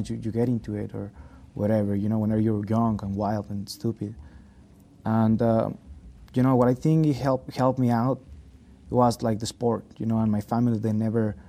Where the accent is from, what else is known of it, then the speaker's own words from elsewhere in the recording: Hidalgo del Parral, Chihuahua, Mexico; now in United States; my mom, dad, and my sister, they're in my hometown, Parral.